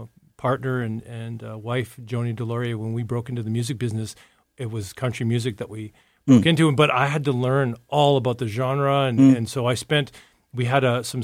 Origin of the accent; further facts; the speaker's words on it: Red Deer, Alberta, Canada; also born or lived in Calgary; Born in Red Deer, just north of Calgary. Mm-hmm. And so, yeah, I'm an Alberta boy through and through